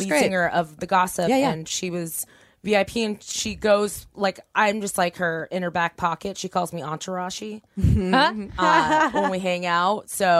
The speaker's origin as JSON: {"language": "English", "town": "Torrance", "region": "California", "country": "United States", "said": "I'm from Torrance."}